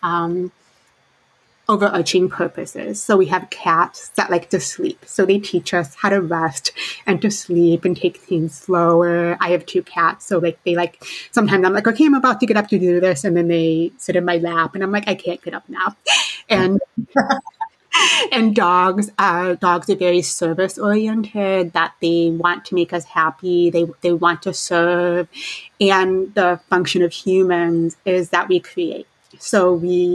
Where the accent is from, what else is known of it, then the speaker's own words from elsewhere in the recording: southern tip of Lake Michigan, Indiana, United States; moved away; I have a lot of affinity for being from the Great Lakes, because I grew up in Indiana, right by on the southern tip of Lake Michigan. Now I'm more on the western side of Lake Michigan